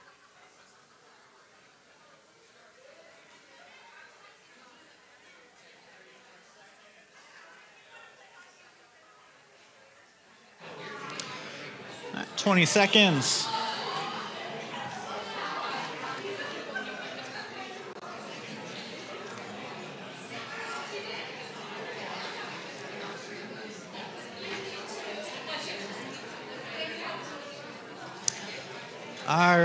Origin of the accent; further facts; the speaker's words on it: United States; moved away as an adult; also born or lived in Hungary; I grew up in Washington